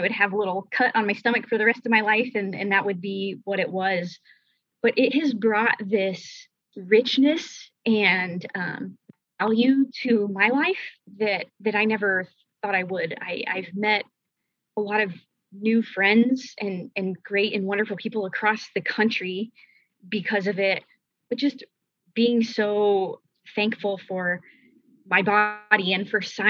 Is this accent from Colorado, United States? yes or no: yes; Denver, Colorado, United States; I was born and raised in Denver, Colorado, and still live there today